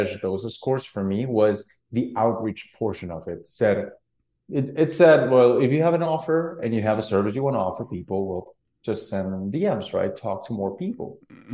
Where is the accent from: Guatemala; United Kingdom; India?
Guatemala; born and raised in Guatemala